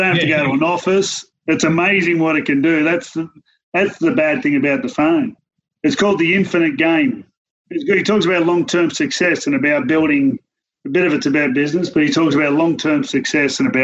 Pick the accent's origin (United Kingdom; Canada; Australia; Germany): Australia; Penrith, New South Wales; growing up in Penrith